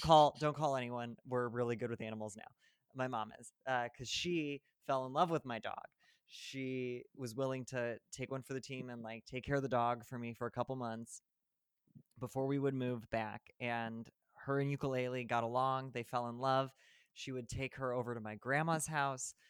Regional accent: central Illinois, United States; moved away as an adult; also born or lived in New York / Los Angeles / New Jersey; now in Chicago, United States; I drove from New Jersey to my hometown in central Illinois

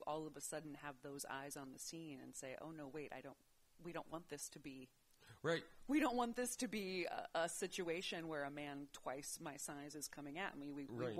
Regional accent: Siesta Key, Florida, United States; I grew up in Florida, Siesta Key, which is off the west coast of Florida.

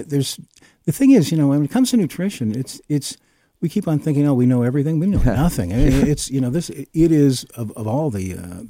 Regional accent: Essex County, Ontario, Canada; also born or lived in Toronto; now in Stratford, Canada; I grew up in Essex County along with Kathy

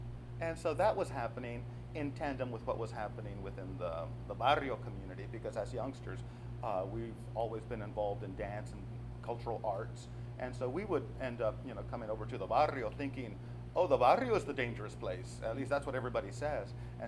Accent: Austin, Texas, United States; also born or lived in Waco, Texas; at the age of 3 months forward, you know, I've been here in Austin. I consider myself I guess technically not born, but totally raised in Austin.

